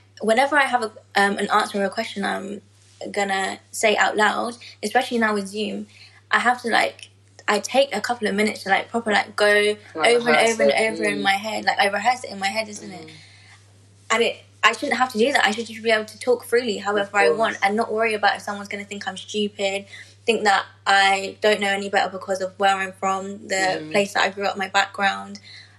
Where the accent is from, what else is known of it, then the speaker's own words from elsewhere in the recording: London, United Kingdom; London, I'm like, born and raised. Relax. My parents were born and raised in London as well.